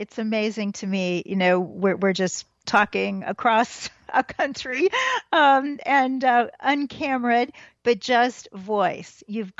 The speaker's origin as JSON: {"language": "English", "town": "Kansas City", "region": "Missouri", "country": "United States", "said": "We're from Kansas City, Missouri, so no matter how long we've been vegan"}